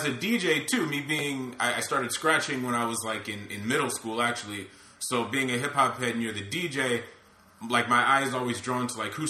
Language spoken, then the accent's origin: English; Massachusetts, United States; I'm from Massachusetts